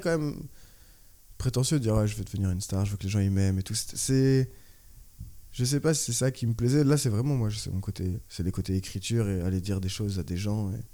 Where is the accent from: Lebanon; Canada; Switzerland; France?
France; Orléans, Centre-Val de Loire; moved away as an adult; also born or lived in Tours / Australia / La Rochelle; now in Paris, France; je suis d'Orléans. Bah, j'ai fait Orléans jusqu'en BTS.